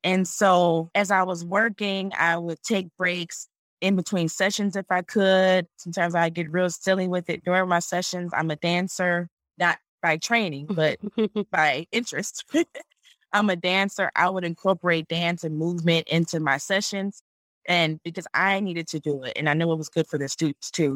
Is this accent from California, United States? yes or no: no; Detroit, Michigan, United States; moved away as an adult; also born or lived in Charlotte, North Carolina; I am originally from Detroit